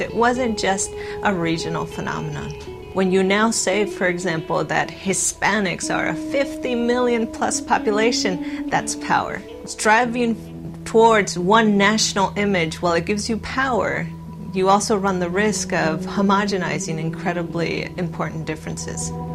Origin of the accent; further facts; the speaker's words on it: Los Angeles, California, United States; moved away as an adult; also born or lived in East Coast; I grew up in the Los Angeles area in a place that was almost 100% uh, Mexican